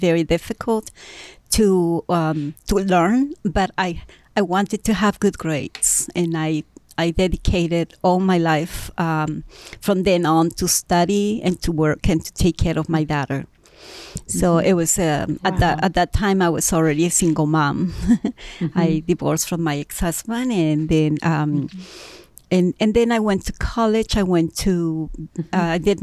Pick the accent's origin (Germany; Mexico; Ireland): Mexico; also born or lived in Mexico City; now in United States; I'm from Mexico City, and I was born there, and I was raised in different places in Mexico.